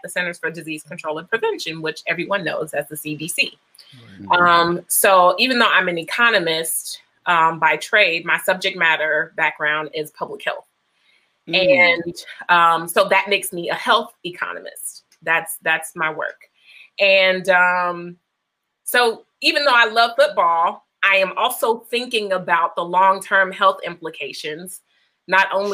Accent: Chicago, Illinois, United States; moved away as an adult; also born or lived in Ohio / Georgia; I am originally from Chicago. I'm a Southside girl

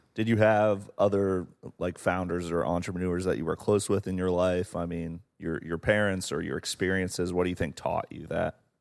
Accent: Portsmouth, Ohio, United States; moved away; where I'm from in Appalachia

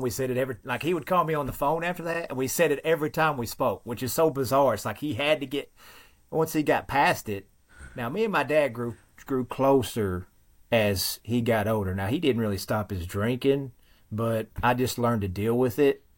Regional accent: Western Kentucky, United States; accent: thick Western Kentucky dialect; Very thick accent. I have found that there is a particular dialect that only exists in a very small section of Western Kentucky where I live

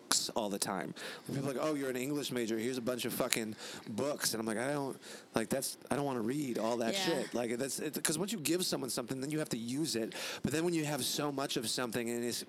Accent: Illinois, United States; I'm from Illinois originally

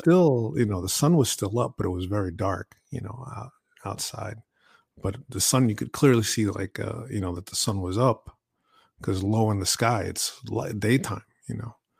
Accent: New York, United States; I grew up in New York

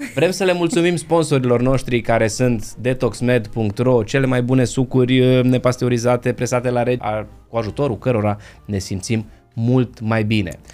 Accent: Transylvania, Romania; Eu sunt ardelean

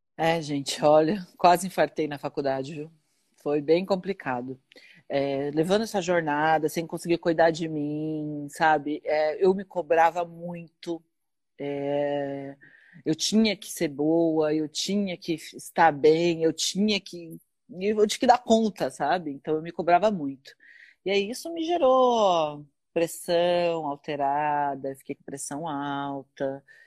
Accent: Osasco, São Paulo, Brazil; now in Carapicuíba, Brazil; eu sou de Osasco. Ah, na verdade, eu nasci em Osasco e moro em Carapicuíba

